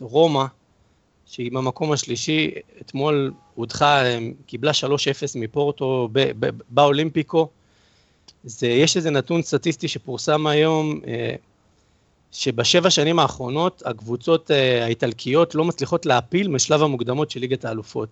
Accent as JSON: {"language": "Hebrew", "country": "Italy", "moved": "yes", "lives_now": "Israel"}